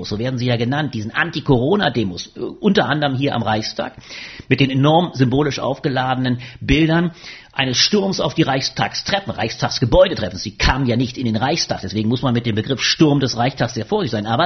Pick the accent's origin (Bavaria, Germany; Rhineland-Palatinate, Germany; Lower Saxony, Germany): Rhineland-Palatinate, Germany; Ingelheim am Rhein; Ich bin groß geworden in Ingelheim am Rhein, kleine Stadt in Rheinland-Pfalz.